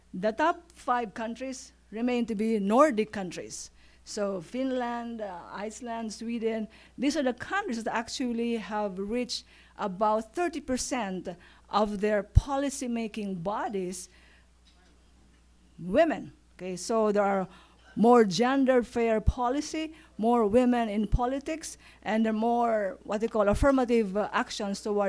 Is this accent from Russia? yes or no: no; Philippines; Philippines, where my home country is.